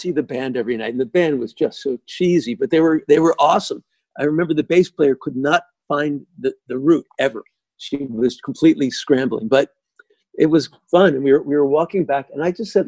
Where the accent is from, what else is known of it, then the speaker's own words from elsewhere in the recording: United States; we're American